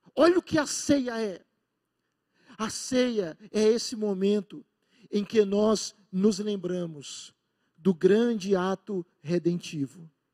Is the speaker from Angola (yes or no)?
no; Brazil; sermos brasileiros, ou de grande parte de nós, talvez, ser nordestino, ser pernambucano